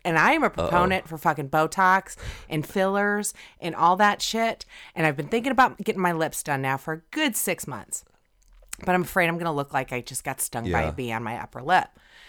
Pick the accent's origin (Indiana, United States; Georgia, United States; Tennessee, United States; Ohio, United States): Indiana, United States; We're from Indiana.